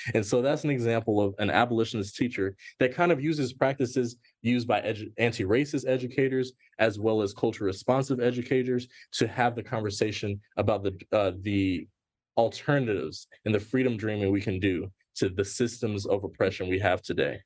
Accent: Gwinnett County, Georgia, United States; where I'm from and where I grew up. And when I grew up, it was not cool to be from Gwinnett

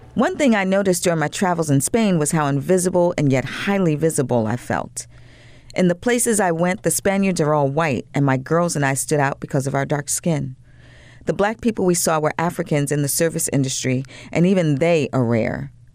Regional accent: Long Island, New York, United States; I'm from Long Island, New York

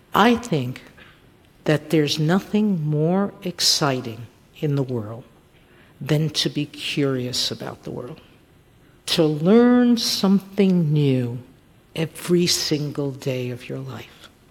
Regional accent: New York City, New York, United States; I grew up in, in public housing in South Bronx, which is Fort Apache

